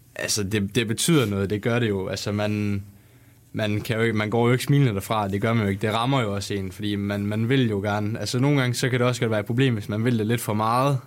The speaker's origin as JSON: {"language": "Danish", "region": "West Jutlander", "country": "Denmark", "said": "jeg er jo også vestjyde af sind"}